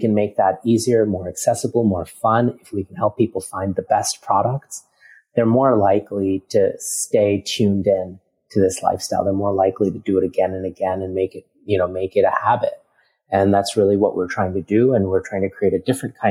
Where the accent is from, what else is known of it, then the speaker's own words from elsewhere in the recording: New York City, New York, United States; also born or lived in India; now in Singapore; My parents, my brother, and I immigrated to America when I was just 4 years old and spent most of my time growing up in New York City